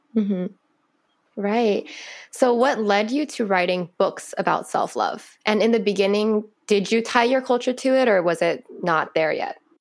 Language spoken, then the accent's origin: English; California, United States; I was born here. My parents, my dad's from China, my mom's Chinese but from Vietnam